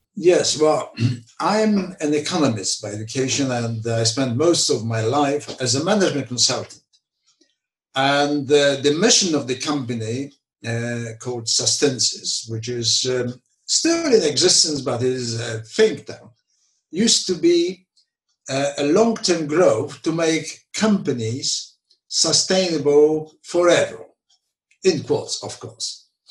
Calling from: London, United Kingdom; I'm calling from London

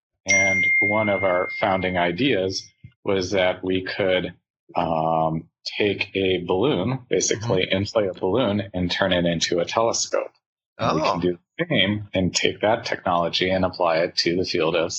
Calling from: Tucson, Arizona, United States; I'm actually calling in from Tucson, Arizona.

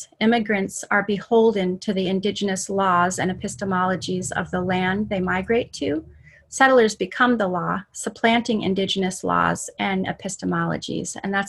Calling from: Anchorage, Alaska, United States; calling in today from one jurisdiction over from my traditional jurisdiction out in Palmer, and so I'm calling from Anchorage, which is Dena'ina lands.

